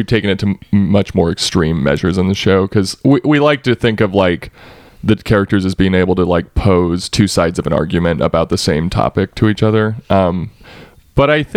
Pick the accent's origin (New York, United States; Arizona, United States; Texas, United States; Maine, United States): Texas, United States; moved away as an adult; also born or lived in Austin; I grew up mostly in Texas